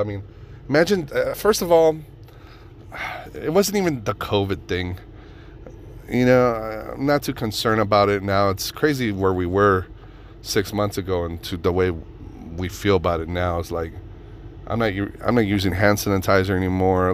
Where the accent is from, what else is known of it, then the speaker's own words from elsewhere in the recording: Reno, Nevada, United States; Reno, my hometown